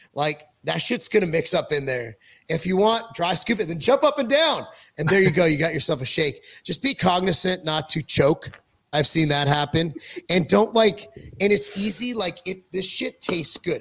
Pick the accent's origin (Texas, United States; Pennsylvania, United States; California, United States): California, United States; moved away as an adult; now in Tennessee, United States; I'm a Jew from California